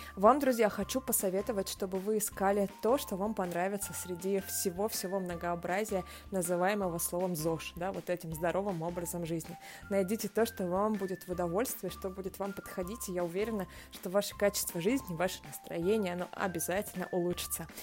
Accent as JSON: {"language": "Russian", "town": "Novorossiysk", "region": "Krasnodar Krai", "country": "Russia", "said": "Я из Новороссийска, из Краснодарского края."}